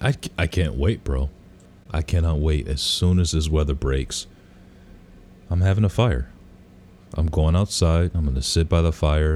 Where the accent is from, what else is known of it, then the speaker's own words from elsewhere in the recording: Detroit, Michigan, United States; I grew up in Detroit